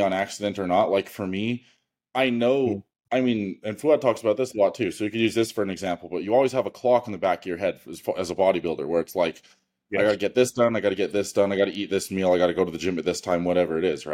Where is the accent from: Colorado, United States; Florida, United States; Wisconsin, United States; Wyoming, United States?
Wyoming, United States; I'm from Wyoming